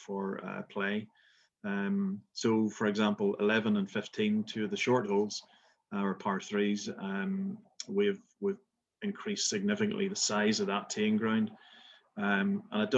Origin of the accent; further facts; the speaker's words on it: Belfast, Northern Ireland, United Kingdom; moved away as an adult; also born or lived in west coast of Scotland; now in Scotland, United Kingdom; as you can tell from my accent, I'm not from Scotland, but I'm originally from Belfast, and I've been over in the west coast of Scotland for just about 20 years.